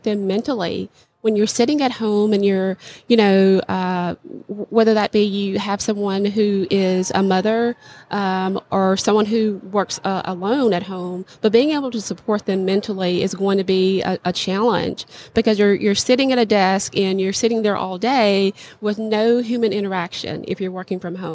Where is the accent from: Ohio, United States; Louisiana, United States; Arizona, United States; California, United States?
Louisiana, United States; my hometown in the state of Louisiana